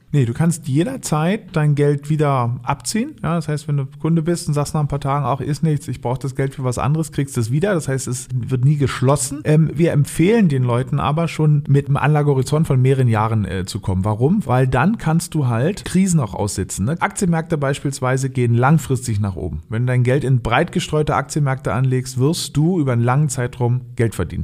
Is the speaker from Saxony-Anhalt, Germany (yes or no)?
no; Berlin, Germany; moved away; also born or lived in Norderney, Lower Saxony; Bin ursprünglich Berliner, aufgewachsen in Berlin äh, und auf Norderney, das liegt in Ostfriesland